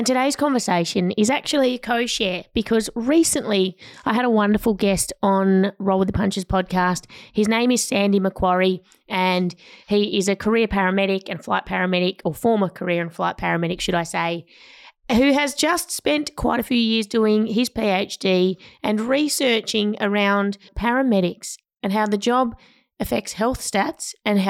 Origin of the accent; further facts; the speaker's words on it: Tasmania, Australia; now in Melbourne, Australia; I'm from Tassie